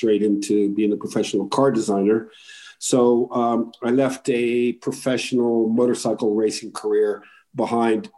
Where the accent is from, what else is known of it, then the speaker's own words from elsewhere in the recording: Morocco; I grew up in Morocco